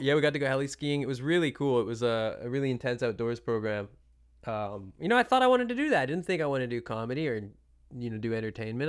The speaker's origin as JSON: {"language": "English", "region": "British Columbia", "country": "Canada", "said": "I'm from British Columbia"}